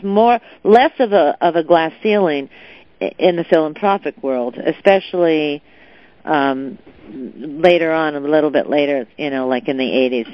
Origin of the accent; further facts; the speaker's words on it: Southern California, United States; also born or lived in China; I was born in Southern California, raised in Southern California, a product of uh, the public high schools and even public university.